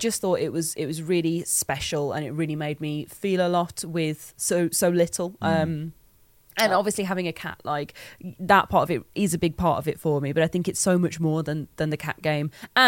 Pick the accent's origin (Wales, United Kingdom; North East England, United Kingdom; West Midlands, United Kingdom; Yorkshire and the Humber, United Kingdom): West Midlands, United Kingdom; Black Country; accent: Black Country (Yam Yam); I have a Black Country accent. It's a Yam accent.